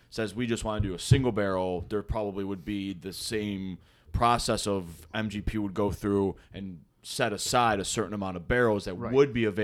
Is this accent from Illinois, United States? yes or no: yes; Homer Glen, Illinois, United States; moved away; I went back to my hometown, Homer Glen